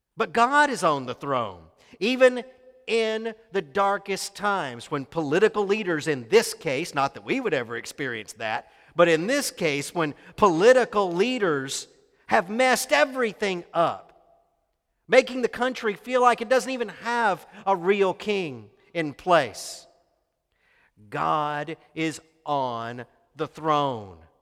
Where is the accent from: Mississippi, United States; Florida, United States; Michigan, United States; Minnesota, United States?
Mississippi, United States; moved away; I was raised in Mississippi